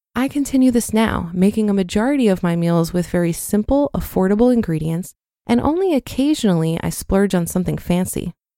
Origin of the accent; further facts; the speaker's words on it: Poland; moved away as an adult; now in United Kingdom; I grew up in Poland